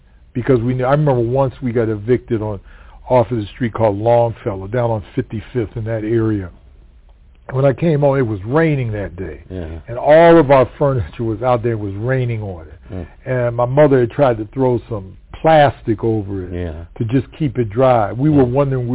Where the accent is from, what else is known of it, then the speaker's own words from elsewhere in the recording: Cleveland, Ohio, United States; also born or lived in Pittsburgh, Pennsylvania; I was born in Cleveland. I'm in Pittsburgh, rather. But my parents were waiting to have me so that they could move to Cleveland